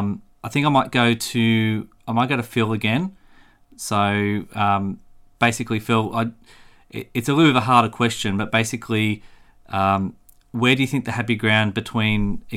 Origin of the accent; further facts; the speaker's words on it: Australia; I'm Australian